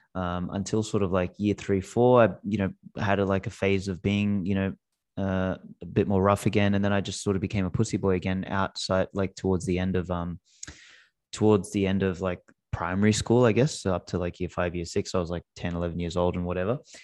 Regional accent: Australia; first language Macedonian; English is a second language; I was born in Australia, uh, my, my parents spoke Macedonian at home

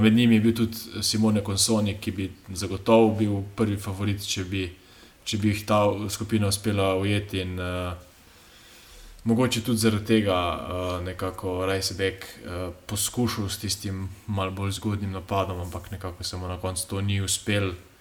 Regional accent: Slovenia

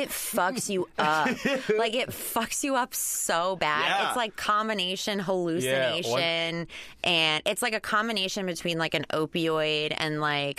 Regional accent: Flemington, New Jersey, United States; now in Los Angeles, United States; I grew up in New Jersey.

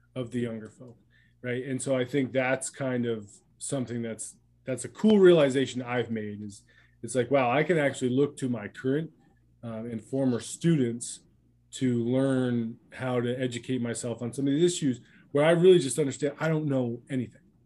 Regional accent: Vermont, United States; I was a young white kid growing up in Vermont

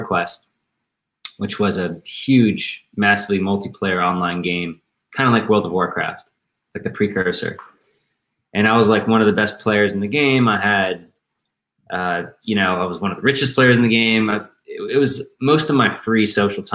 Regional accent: Maryland, United States; I'm from Maryland, the suburbs of Maryland

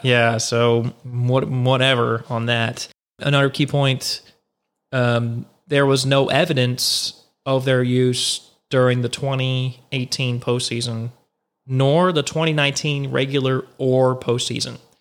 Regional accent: Houston, Texas, United States; Houston's my hometown

